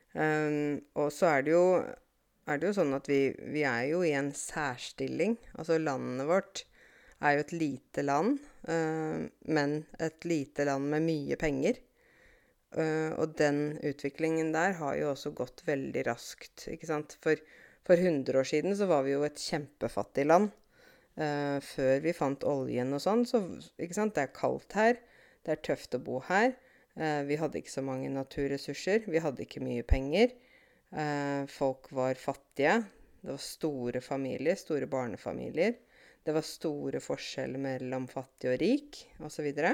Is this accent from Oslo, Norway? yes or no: no; Åmot, Innlandet, Norway; moved away as an adult; also born or lived in Canada; her i Åmot, det lille stedet der jeg kommer fra